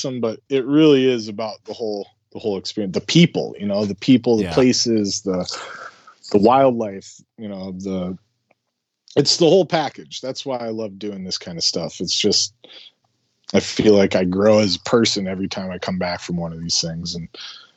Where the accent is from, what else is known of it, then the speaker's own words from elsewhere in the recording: South Dakota, United States; I grew up in South Dakota